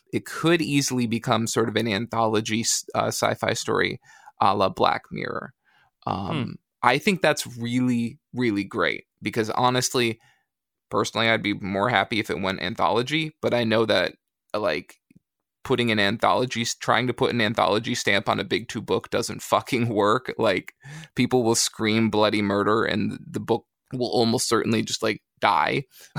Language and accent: English; Michigan, United States; I certainly don't ever remember that growing up in West Michigan.